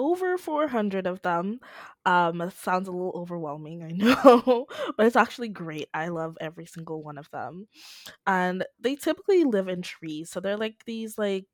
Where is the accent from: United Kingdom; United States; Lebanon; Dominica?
Dominica; I'm from the Commonwealth of Dominica in the Caribbean, and the island I'm from